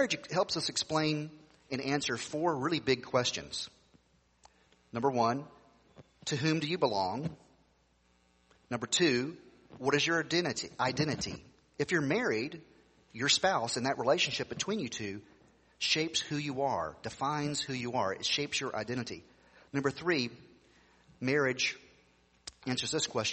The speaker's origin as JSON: {"language": "English", "region": "Tennessee", "country": "United States", "tie": "born or raised there", "said": "when I grew up in Tennessee, people would ask you the question, are you saved, brother?"}